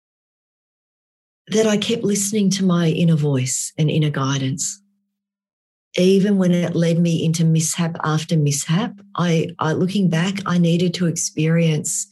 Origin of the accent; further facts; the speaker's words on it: Melbourne, Victoria, Australia; moved away as an adult; also born or lived in Vietnam / Tumut, New South Wales / Malaysia; now in Alaska, United States; I grew up in Melbourne